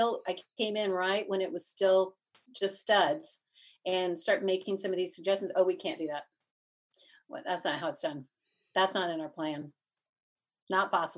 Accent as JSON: {"language": "English", "town": "Dallas", "region": "Texas", "country": "United States", "moved": "yes", "lives_now": "Asheville, United States", "said": "we're from Texas, so, you know, back in Dallas"}